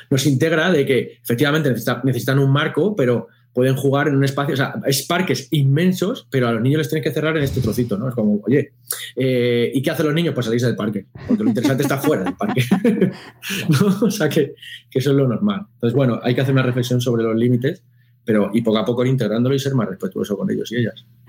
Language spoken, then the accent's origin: Spanish; Spain; nosotros en España